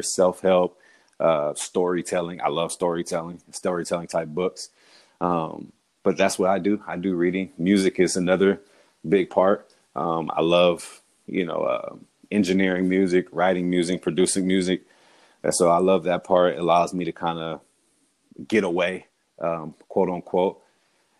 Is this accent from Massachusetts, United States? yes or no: no; California, United States; also born or lived in Houston, Texas / Utah; I'm from California, raised there, but born in Houston, from California